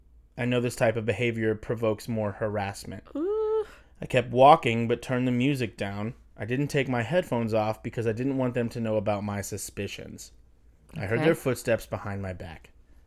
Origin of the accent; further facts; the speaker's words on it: Pennsylvania, United States; Yeah, I'm from Pennsylvania. This is how we talk there.